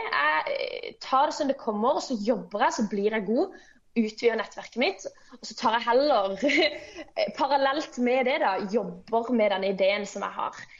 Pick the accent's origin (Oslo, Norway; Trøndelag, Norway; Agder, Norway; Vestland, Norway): Agder, Norway; Kristiansand; jeg kommer fra Flekkerøya, som er en liten øy ut forbi Kristiansand. Jeg eh, vokste opp i en kristen familie på bedehuset på Flekkerøya